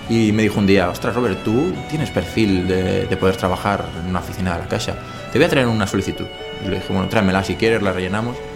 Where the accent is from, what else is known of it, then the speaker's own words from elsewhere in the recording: L'Hospitalet de Llobregat, Catalonia, Spain; also born or lived in Barcelona; now in Castelldefels, Spain; me he criado en Hospitalet. Nací en Barcelona, nací en maternidad al lado del Camp Nou, pero toda mi vida la he pasado en Hospitalet hasta que me fui a vivir a, a mi actual ciudad, que es Castelldefels.